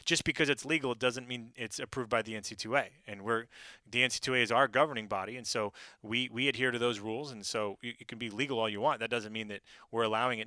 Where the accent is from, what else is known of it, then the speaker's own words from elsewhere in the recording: Oregon, United States; moved away as an adult; also born or lived in Pacific Northwest; now in South Carolina, United States; I grew up in Oregon